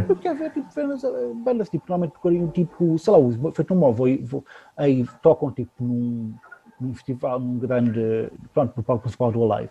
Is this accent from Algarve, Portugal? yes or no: no; Lisbon, Portugal; eu nasci em Lisboa